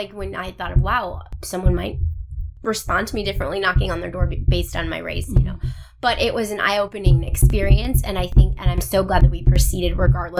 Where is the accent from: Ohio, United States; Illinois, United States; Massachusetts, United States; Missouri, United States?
Ohio, United States; Cleveland; moved away; also born or lived in Norfolk; I'm from Cleveland